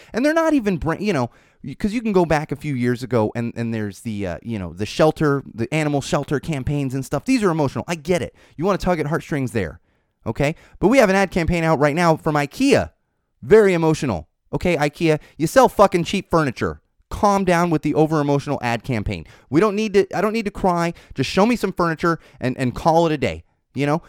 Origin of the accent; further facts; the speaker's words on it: San Diego, California, United States; moved away; I am from San Diego